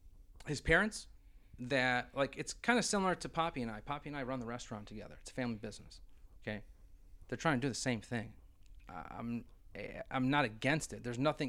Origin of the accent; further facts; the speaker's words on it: Brockport, New York, United States; we're from Brockport, New York.